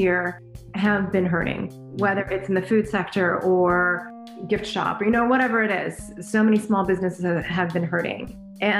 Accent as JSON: {"language": "English", "town": "Los Angeles", "region": "California", "country": "United States", "tie": "born or raised there", "said": "I am born and raised here in Los Angeles."}